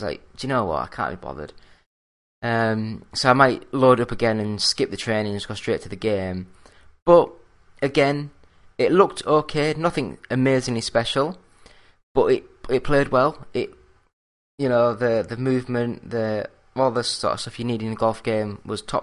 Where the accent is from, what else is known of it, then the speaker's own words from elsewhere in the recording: Yorkshire and the Humber, United Kingdom; I'm from Yorkshire